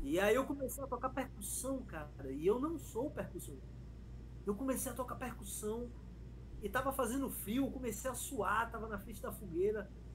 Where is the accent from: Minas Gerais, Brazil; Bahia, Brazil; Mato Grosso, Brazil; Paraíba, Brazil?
Bahia, Brazil; Feira de Santana; moved away as an adult; also born or lived in Chile; eu cheguei em feira, minha terra, né? Feira, feira City